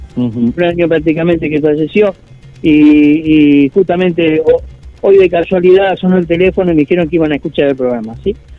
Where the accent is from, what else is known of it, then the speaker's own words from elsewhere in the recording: Mar del Plata, Buenos Aires Province, Argentina; nos da internamente como argentinos y este, Mar Platense